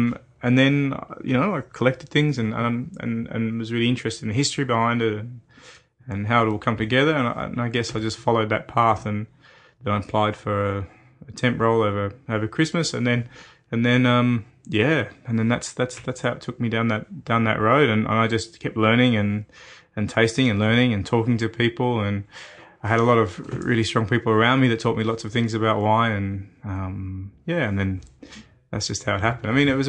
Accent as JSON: {"language": "English", "region": "Victoria", "country": "Australia", "tie": "born or raised there", "also_born_or_lived": "Bendigo, Australia", "said": "All over country Victoria. I'm well and truly Victorian, but, you know, I was born in Bendigo in central Victoria, but, you know, I travelled a lot as a child"}